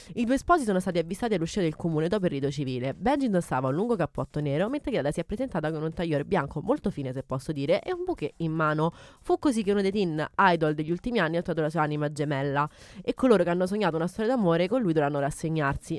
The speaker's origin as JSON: {"language": "Italian", "town": "Gallese", "region": "Lazio", "country": "Italy", "said": "al mio paese, in provincia di Viterbo, che è gallese"}